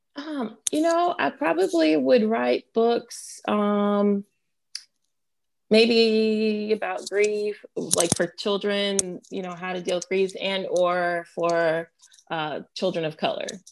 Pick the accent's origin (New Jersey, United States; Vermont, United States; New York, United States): New Jersey, United States; now in Wake Forest, United States; I am of Haitian descent. My parents are both Haitian, and I'm from New Jersey.